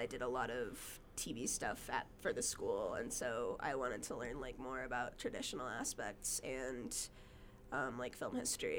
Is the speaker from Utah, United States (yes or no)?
yes; Brigham City, Utah, United States; also born or lived in Las Vegas, Nevada; Well, in as like an adolescent, mostly Brigham City, Utah.